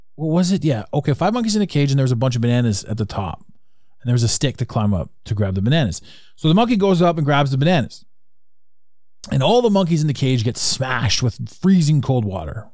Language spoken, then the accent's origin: English; Canada; I'm from Canada